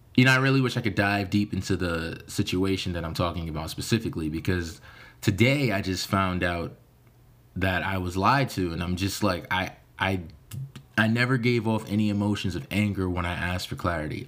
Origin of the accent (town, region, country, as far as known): United States